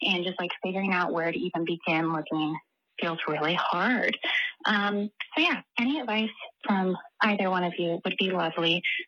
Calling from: Texas, United States; I am calling from Texas, where I currently live with my husband. We actually live with my parents

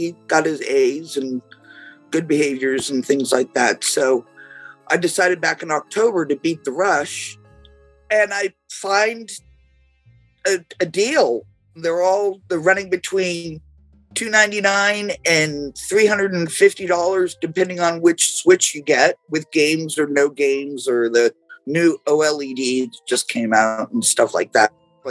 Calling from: Woonsocket, Rhode Island, United States; I'm coming from Woonsocket, Rhode Island.

